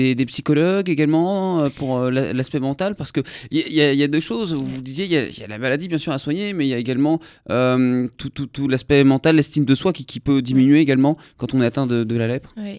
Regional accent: Normandy, France; chez moi en Normandie

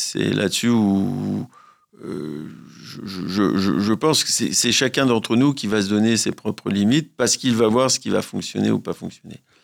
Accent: France; chez nous, en France

